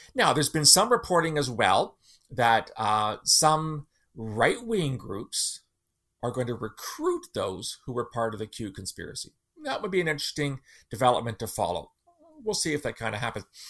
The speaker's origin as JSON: {"language": "English", "country": "Canada", "said": "as a Canadian"}